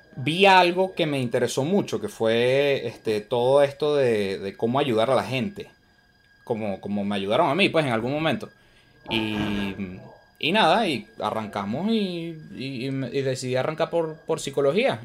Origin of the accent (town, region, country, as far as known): Venezuela; now in United States